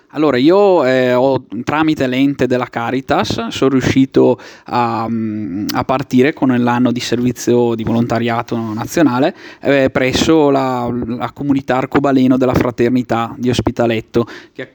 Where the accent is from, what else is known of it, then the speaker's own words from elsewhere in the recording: Travagliato, Lombardy, Italy; now in Brescia, Italy; sono di Travagliato